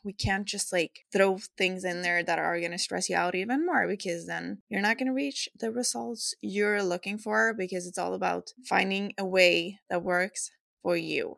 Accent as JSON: {"language": "English", "country": "Sweden", "accent": "Swedish", "second_language": "English", "said": "I'm not a native English speaker, so excuse some of my errors, and I hope you will enjoy my lovely Swedish accent"}